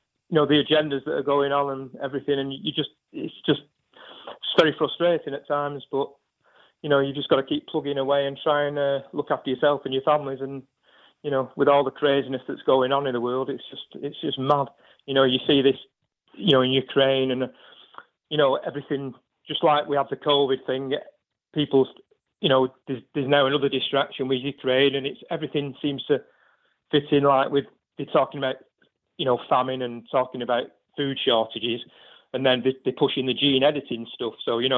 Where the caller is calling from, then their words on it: Salford, North West England, United Kingdom; Not so far from yourself, in sunny Salford, Pimbury.